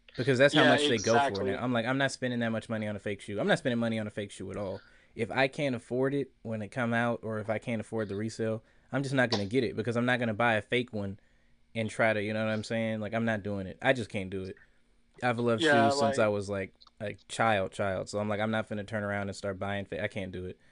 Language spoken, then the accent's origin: English; the Bay Area, California, United States; I'm from the Bay